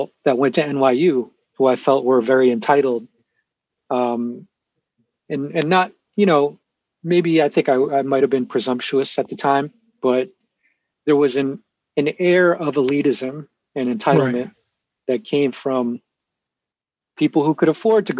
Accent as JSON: {"language": "English", "town": "New York City", "region": "New York", "country": "United States", "moved": "as an adult", "lives_now": "Michigan, United States", "said": "I'm from Queens, New York, originally"}